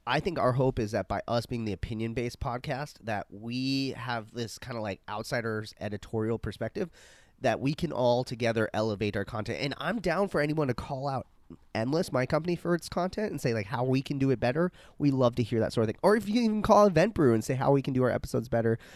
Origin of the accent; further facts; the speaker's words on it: Arizona, United States; I'm, I'm from Arizona, so I, we had to spell tequila in middle school